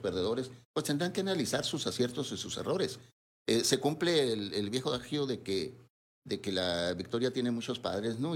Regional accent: Sonora, Mexico; como sonorense

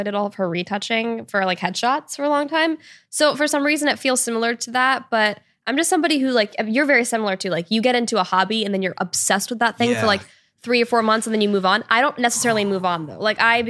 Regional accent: Washington, United States; now in Los Angeles, United States; and I grew up in Washington State. So like I should in theory be used to that, but I've totally gotten used to LA.

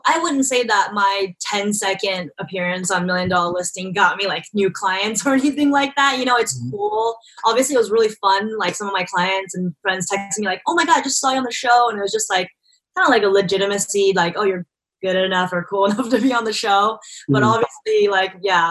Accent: Irvine, California, United States; I grew up in Irvine

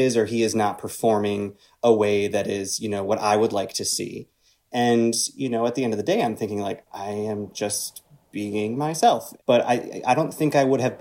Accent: Northern Michigan, United States; I grew up in Northern Michigan

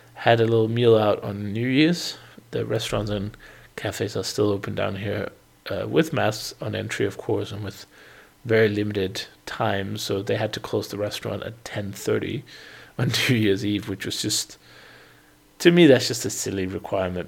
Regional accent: Denmark; moved away as an adult; also born or lived in United Kingdom; now in Portugal; I eventually moved out of Denmark, my home country

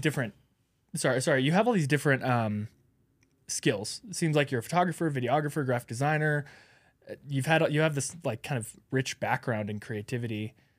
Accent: Alaska, United States; I'm from Alaska

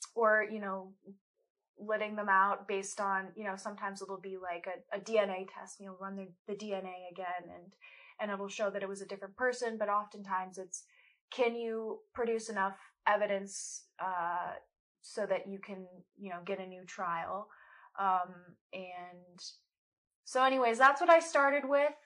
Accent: Colorado, United States; I'm from Colorado, um, born and raised

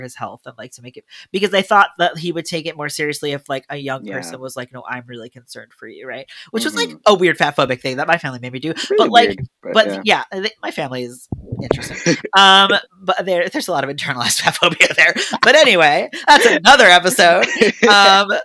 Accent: United States; now in Montreal, Canada; As an American

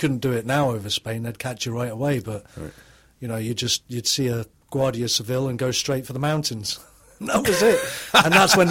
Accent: Southampton, South East England, United Kingdom; I was born in Southampton

